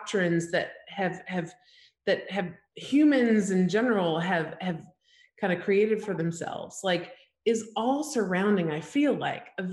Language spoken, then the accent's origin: English; Alabama, United States; I grew up in Alabama, small town, like 5,000 people